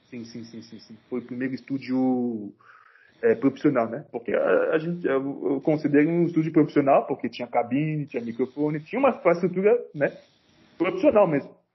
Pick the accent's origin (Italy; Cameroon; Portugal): Cameroon; now in Brasília, Brazil; eu sou de Camarões